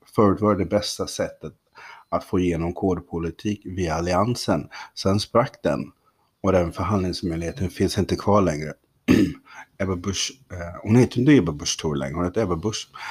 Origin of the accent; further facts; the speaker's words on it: Kalmar County, Sweden; moved away; uppe på norra Öland där jag växte upp.